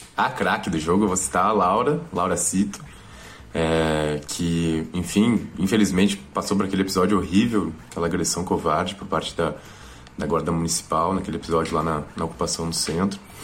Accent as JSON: {"language": "Portuguese", "town": "Porto Alegre", "region": "Rio Grande do Sul", "country": "Brazil", "tie": "born or raised there", "said": "nos bairros Restinga e na IPCA, onde eu me criei lá"}